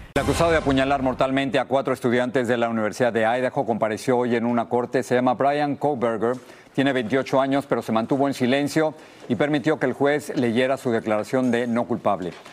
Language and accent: Spanish; Mexico City, Mexico; Los que crecimos en la Ciudad de México estamos acostumbrados al popo y al isla